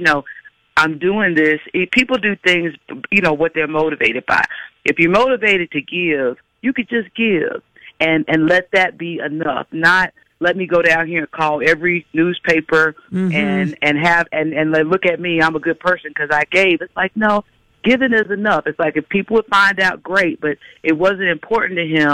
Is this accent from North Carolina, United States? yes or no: yes; Greensboro, North Carolina, United States; You know, I'm from a small town. I'm from Greensboro, North Carolina.